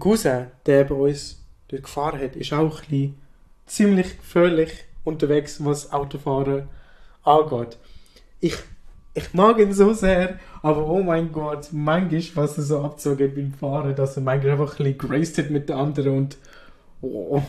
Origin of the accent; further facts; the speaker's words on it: Switzerland; ich als Schweizer